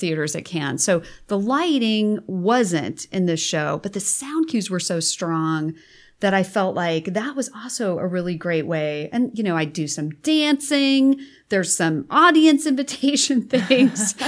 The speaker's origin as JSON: {"language": "English", "region": "Nebraska", "country": "United States", "moved": "as an adult", "lives_now": "California, United States", "said": "I'm from Nebraska, sixth generation"}